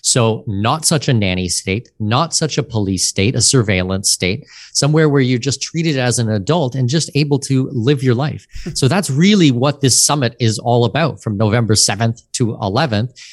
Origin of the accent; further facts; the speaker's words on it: outside of Toronto, Ontario, Canada; moved away as an adult; now in Panama City, Panama; I grew up outside of Toronto